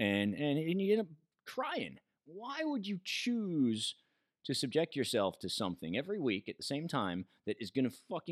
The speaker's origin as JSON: {"language": "English", "country": "United States", "said": "me from America."}